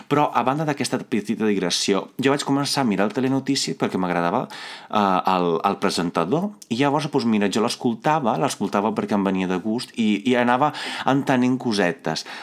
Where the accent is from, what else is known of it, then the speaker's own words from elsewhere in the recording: Veneto, Italy; Catalan is a second language; moved away as an adult; also born or lived in Cittadella, Italy; now in Catalonia, Spain; a banda de l'italià, que ja el sé perquè sóc italià, perquè vaig fer tot el col·le a Itàlia, no?